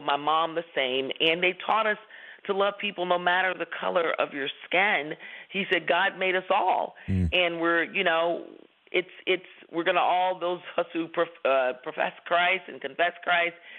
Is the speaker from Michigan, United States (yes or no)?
no; Washington, District of Columbia, United States; my brother and I were raised in Washington D.C. That's our hometown.